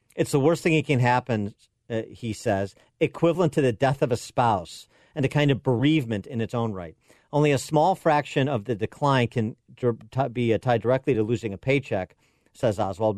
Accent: Illinois, United States; my home state of Illinois

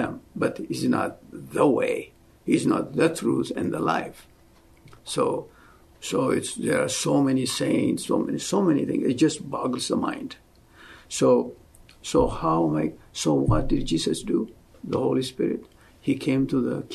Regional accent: Ethiopia; moved away as an adult; also born or lived in Oklahoma City, United States; now in United States; I'm originally from Ethiopia. I came to go to school here. So this was back in 1974, came to Oklahoma City.

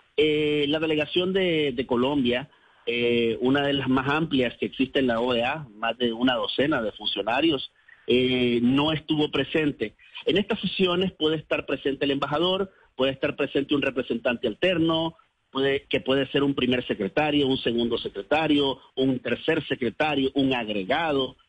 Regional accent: Nicaragua; moved away as an adult; mi país

